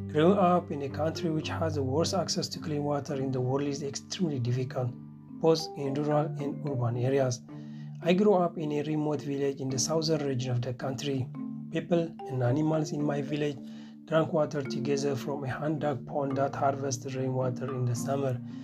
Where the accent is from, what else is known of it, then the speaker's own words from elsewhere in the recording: Eritrea; moved away as an adult; now in Göttingen, Germany; I come from Eritrea